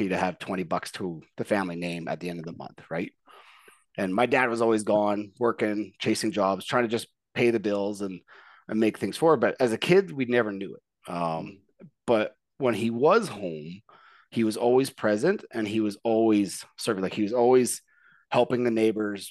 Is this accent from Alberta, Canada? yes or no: yes; Edmonton, Alberta, Canada; I grew up here in Edmonton